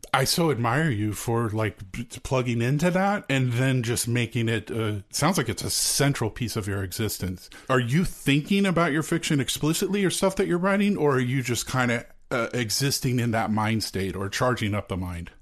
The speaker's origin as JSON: {"language": "English", "town": "Austin", "region": "Texas", "country": "United States", "tie": "born or raised there", "said": "I grew up in Austin"}